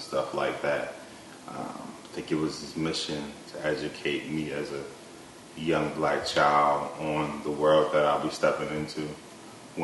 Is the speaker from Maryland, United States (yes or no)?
yes; Baltimore, Maryland, United States; in the 7th grade, where I grew up in Baltimore, the block I grew up